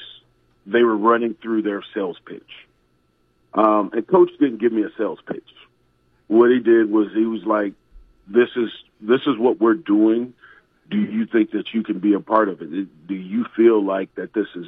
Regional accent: Iowa, United States; I was born and raised in Iowa

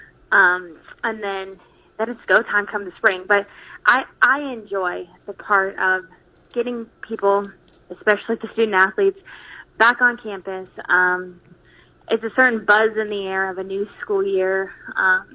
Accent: San Diego, California, United States; moved away as an adult; also born or lived in Chicago, Illinois / North Dakota / Concordia, Nebraska; now in Maryville, United States; growing up in California, it was a great, great state to play ball

